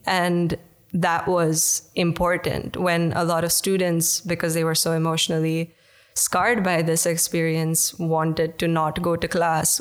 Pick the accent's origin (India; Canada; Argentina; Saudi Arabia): India; now in Netherlands; I'm from India originally